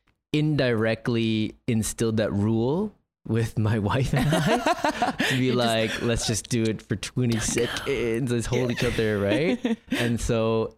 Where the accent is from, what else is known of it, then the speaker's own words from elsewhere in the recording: Toronto, Ontario, Canada; grew up in Toronto